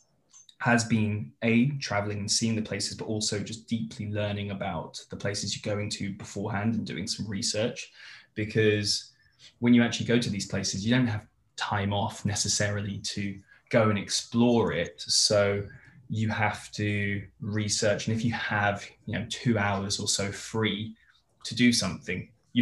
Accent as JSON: {"language": "English", "country": "United Kingdom", "moved": "as an adult", "lives_now": "Los Angeles, United States", "said": "being a Brit"}